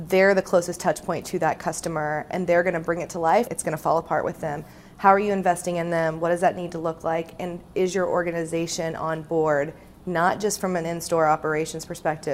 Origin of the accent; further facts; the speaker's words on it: Indiana, United States; where I grew up in Indiana